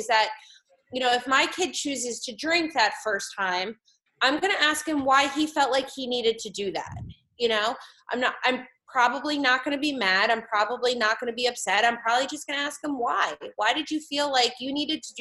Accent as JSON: {"language": "English", "town": "West Windsor", "region": "New Jersey", "country": "United States", "tie": "born or raised there", "lives_now": "Allentown, United States", "said": "I grew up in West Windsor, New Jersey, which is like right outside of Princeton."}